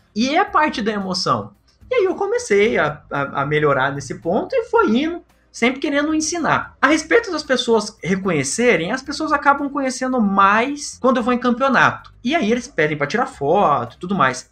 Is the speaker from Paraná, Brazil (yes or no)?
yes; Londrina, Paraná, Brazil; eu sou de Londrina